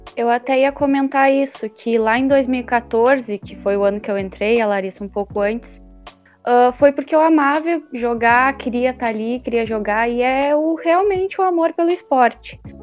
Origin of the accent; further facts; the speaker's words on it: Canguçu, Rio Grande do Sul, Brazil; eu sou de Canguçu, uma cidade menor, pertinho de Pelotas